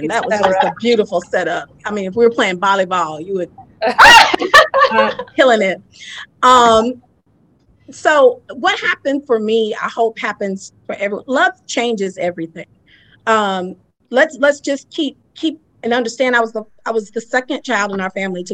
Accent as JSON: {"language": "English", "town": "Lakeland", "region": "Florida", "country": "United States", "tie": "born or raised there", "moved": "yes", "said": "started mentoring girls down there in Lakeland, in my hometown as I was there"}